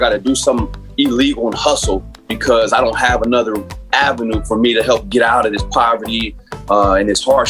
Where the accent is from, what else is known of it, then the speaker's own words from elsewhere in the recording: San Bernardino, California, United States; I grew up in San Bernardino, which is inner city, much like Watts or Oakland, a lot of projects.